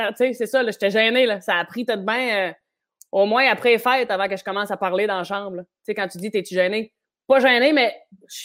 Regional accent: Gaspé, Quebec, Canada; Puis moi, c'est vraiment quand je suis parti de Gaspé avec mes pénates, c'était ça que je voulais faire, un show solo.

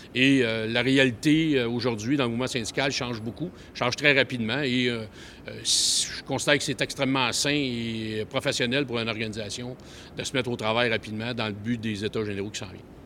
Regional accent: Montreal, Quebec, Canada; je suis un petit gars de Montréal.

